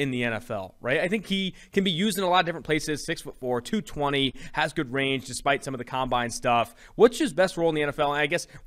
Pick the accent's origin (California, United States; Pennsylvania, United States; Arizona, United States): California, United States; Oakland; I'm from Oakland, California.